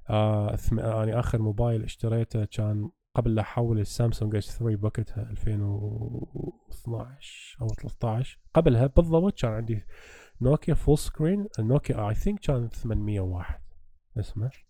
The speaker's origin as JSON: {"language": "Arabic", "country": "Iraq", "said": "احنا عراقيه"}